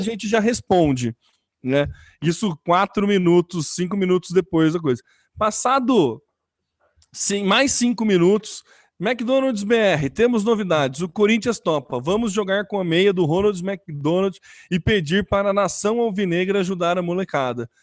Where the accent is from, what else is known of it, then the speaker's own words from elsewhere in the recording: São Carlos, São Paulo, Brazil; a gente é de São Carlos